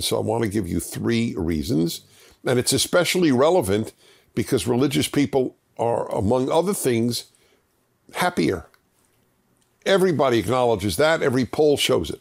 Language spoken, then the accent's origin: English; New York City, New York, United States; born or raised there